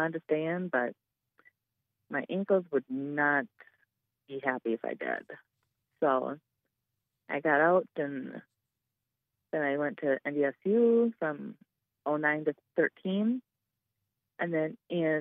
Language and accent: English; Oakdale, Minnesota, United States; now in West Fargo, United States; I'm originally from Oakdale, Minnesota. And that is where I grew up.